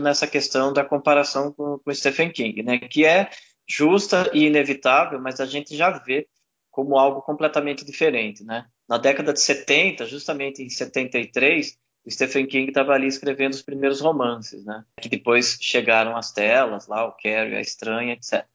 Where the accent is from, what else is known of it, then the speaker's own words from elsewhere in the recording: Brazil; a gente, né, brasileiro